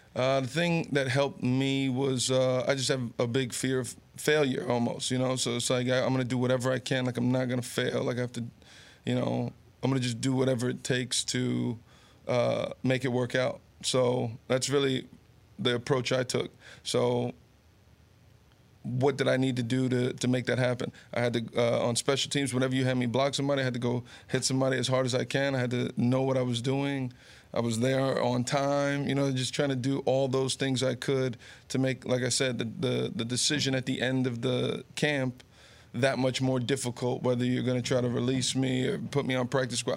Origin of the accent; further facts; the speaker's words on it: Garfield, New Jersey, United States; also born or lived in Summit, New Jersey / Rumson, New Jersey; born in Summit, growing up in Garfield